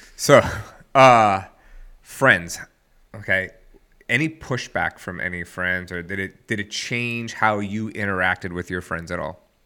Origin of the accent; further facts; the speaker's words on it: the South, United States; I'm from the South